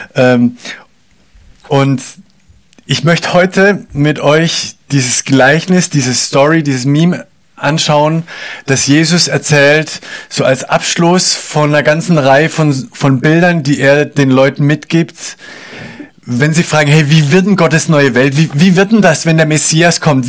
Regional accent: Germany; wir, glaube ich, als Deutsche

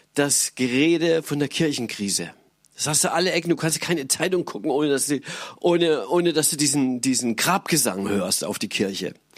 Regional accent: Germany; als Europäer und als Deutsche

